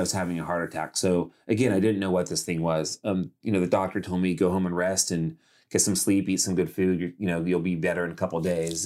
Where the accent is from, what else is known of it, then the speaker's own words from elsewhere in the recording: Modesto, California, United States; moved away; also born or lived in Los Angeles, California; I grew up in Modesto, California, which is a pretty small town